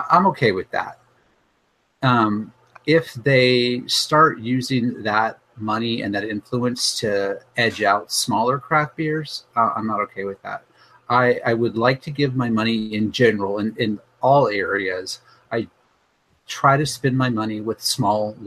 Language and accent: English; Petaluma, California, United States; Lagunitas is literally my hometown brewer